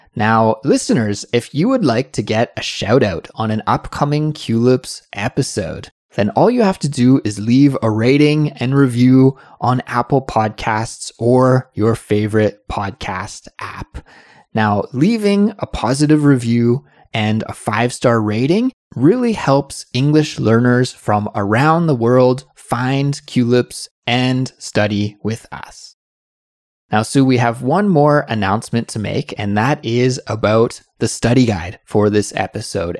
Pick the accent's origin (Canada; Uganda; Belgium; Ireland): Canada; now in South Korea; I'm from Canada, but I'm living in South Korea.